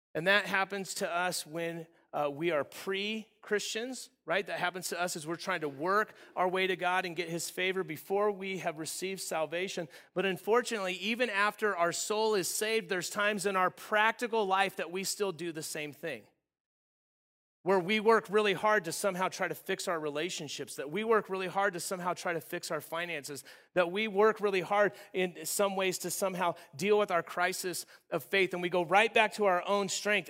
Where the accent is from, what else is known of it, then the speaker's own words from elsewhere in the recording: Southern California, United States; I grew up in Southern California, uh, in the desert area